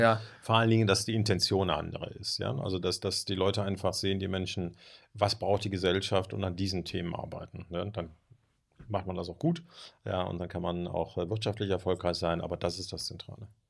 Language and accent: German; Germany; als Deutsche